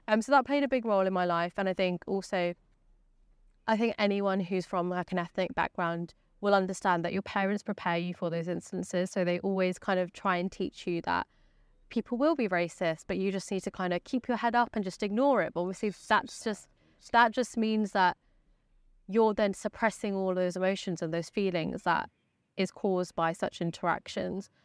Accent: West Sussex, South East England, United Kingdom; I grew up in West Sussex

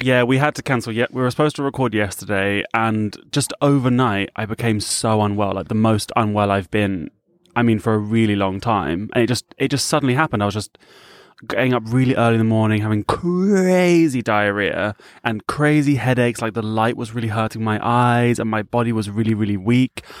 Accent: United Kingdom; I'm from the U K.

